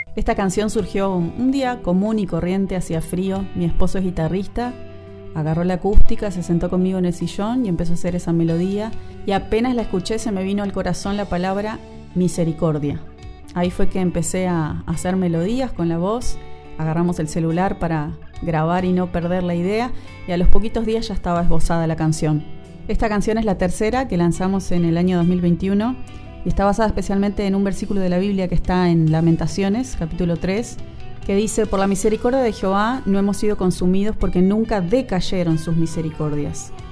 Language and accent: Spanish; San Juan, Argentina; moved away as an adult; now in Montevideo, Uruguay; si bien soy argentina, nací en San Juan, les saludo desde Montevideo, capital de la República Oriental del Uruguay, país donde formé mi familia y vivo actualmente.